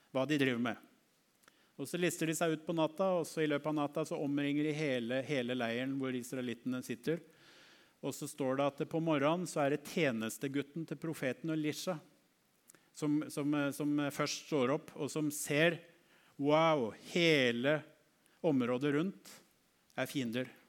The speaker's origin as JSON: {"language": "Norwegian", "country": "Norway", "said": "en av oss fra Norge"}